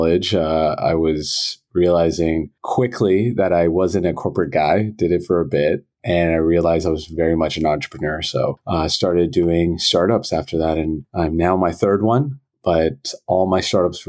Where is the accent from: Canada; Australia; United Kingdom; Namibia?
Canada; Toronto, Ontario; I was born and raised in Toronto